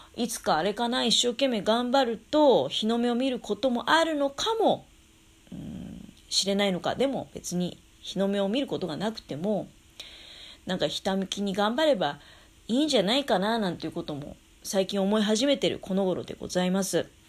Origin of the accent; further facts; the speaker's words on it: Tokamachi, Niigata, Japan; 私の実家の十日町の方